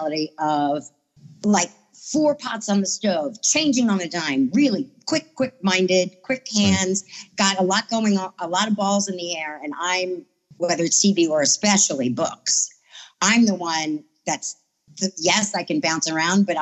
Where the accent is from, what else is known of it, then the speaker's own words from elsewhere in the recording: Long Island, New York, United States; also born or lived in Queens, New York; I'm originally from Strong Island